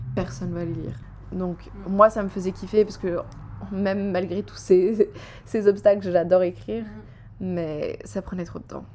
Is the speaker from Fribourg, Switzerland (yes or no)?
no; Geneva, Switzerland; je suis genevoise